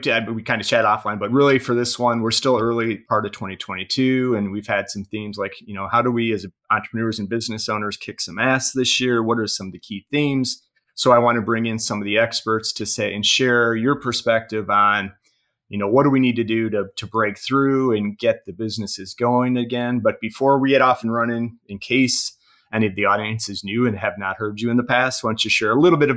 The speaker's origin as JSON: {"language": "English", "town": "Toronto", "region": "Ontario", "country": "Canada", "tie": "born or raised there", "moved": "yes", "lives_now": "Sydney, Australia", "said": "Yeah, I'm born and bred Toronto, right."}